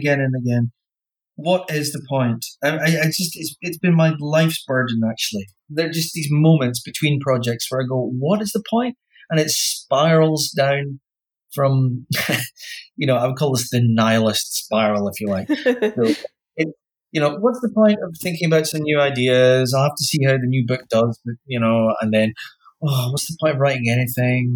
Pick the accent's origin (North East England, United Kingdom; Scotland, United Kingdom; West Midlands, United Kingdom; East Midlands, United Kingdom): Scotland, United Kingdom; Wick; I grew up in Wick, yeah, which is about as far north as you can get falling off Britain